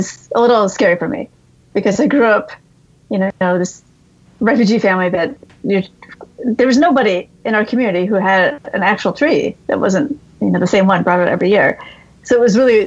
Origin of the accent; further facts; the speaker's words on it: United States; also born or lived in Vietnam; we children grew up here, and, you know, we grew up Buddhist